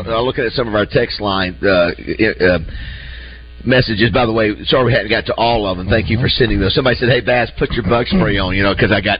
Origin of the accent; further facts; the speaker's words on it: Florida, United States; now in Arkansas, United States; As a kid growing up in Florida, in my mind, of course, you know, I grew up in an area where you had unbelievable fishing and hunting